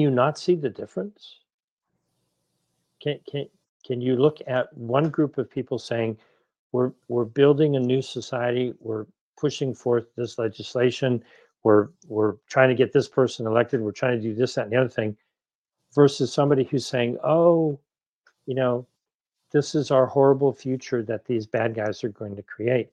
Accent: Ohio, United States; also born or lived in New England; now in Los Angeles, United States; I grew up in Ohio and I lived in New England.

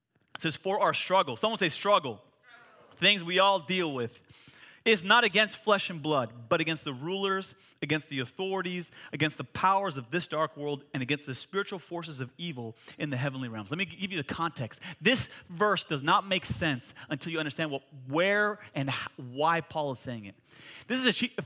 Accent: United States; I'm an American

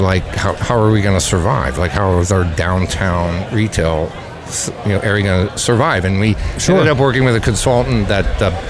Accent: Lebanon, Pennsylvania, United States; moved away as an adult; now in Kennett Square, United States; Originally from Lebanon, Pennsylvania.

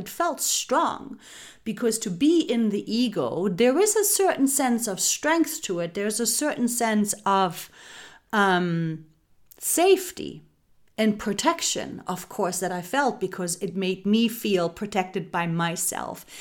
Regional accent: Germany; growing up in Germany. This is where I grew up. Um, I was raised and born there.

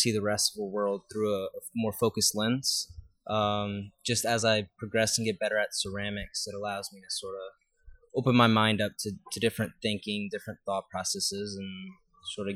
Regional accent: New Orleans, Louisiana, United States; also born or lived in Luling, Louisiana; I'm originally from here. I was born and raised in New Orleans.

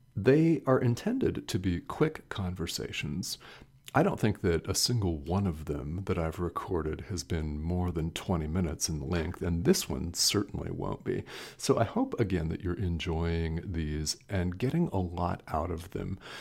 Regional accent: United States; I'm a man that was born and raised in the United States.

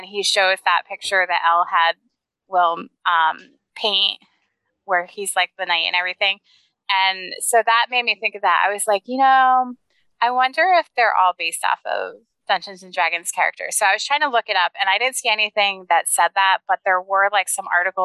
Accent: Pennsylvania, United States; I am from Pennsylvania

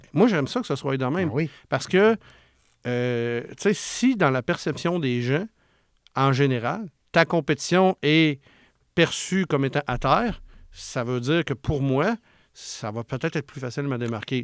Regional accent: Charlevoix, Quebec, Canada; moved away; je viens de Charlevoix, où ce que c'est un coin que souvent, c'est ces mentalités-là un petit peu. Puis euh, maman à la maison, puis quand c'est le temps, elle retourne travailler, puis etc. Puis moi, ben, quand j'ai grandi là-dedans

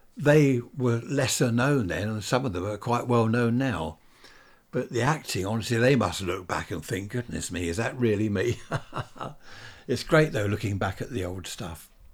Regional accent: Worthing, South East England, United Kingdom; Worthing, my hometown

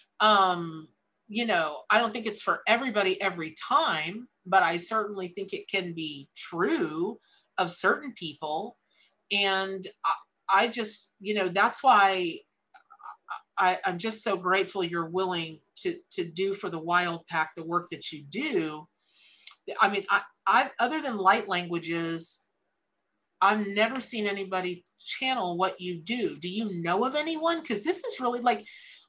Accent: Ocala, Florida, United States; I grew up here in Florida.

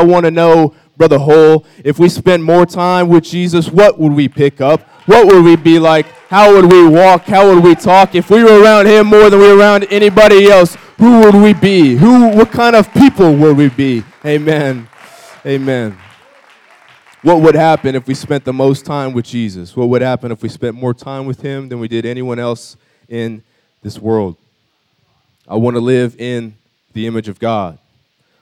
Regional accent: Alaska, United States; I'm from the north, amen. I'm an Eskimo. I'm from Alaska, the greatest state in the entire world

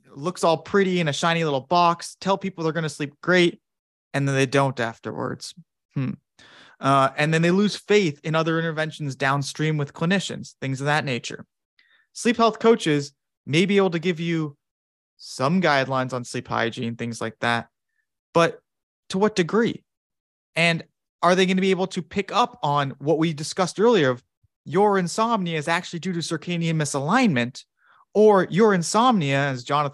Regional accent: United States; I'm American

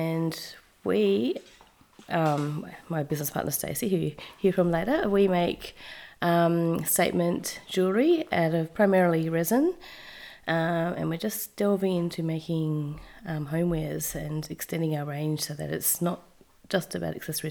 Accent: Perth, Western Australia, Australia; moved away as an adult; also born or lived in Japan; now in Melbourne, Australia; So I'm from Perth. Little old Perth. And yeah, so I lived there obviously my whole life

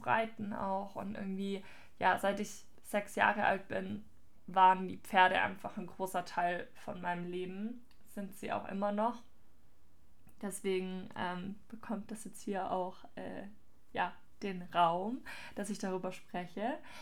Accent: near Ludwigsburg, Baden-Württemberg, Germany; ich bin aufgewachsen auf einem Hof in der Gegend von Ludwigsburg

